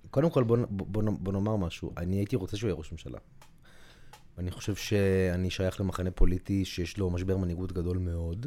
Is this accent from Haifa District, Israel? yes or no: no; Tel Aviv, Tel Aviv District, Israel; אני גדלתי באזור שתיים בתור ילד